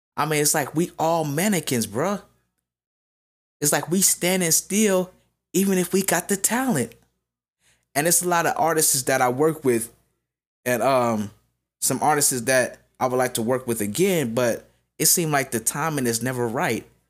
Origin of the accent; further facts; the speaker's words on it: Las Vegas, Nevada, United States; I'm from Vegas